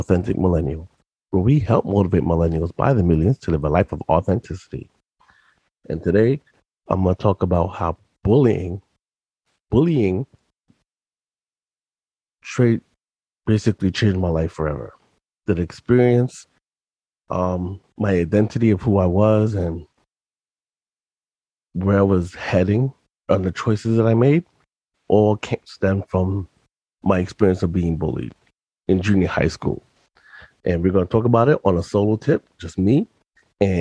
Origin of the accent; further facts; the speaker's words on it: New York, United States; also born or lived in Yonkers; I was in private school when I lived in the Bronx from pre-K to seventh grade, because during the seventh grade mid-year, we moved from the Bronx to Yonkers